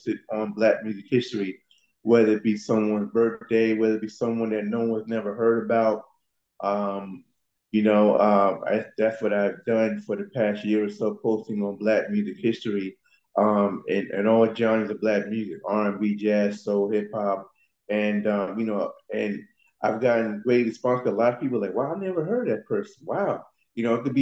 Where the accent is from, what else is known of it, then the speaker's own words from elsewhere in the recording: New York, United States; I'm originally from New York.